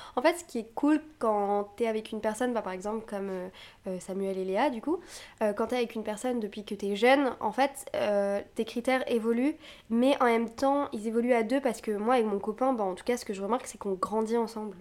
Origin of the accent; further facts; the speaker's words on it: Brittany, France; je viens de Bretagne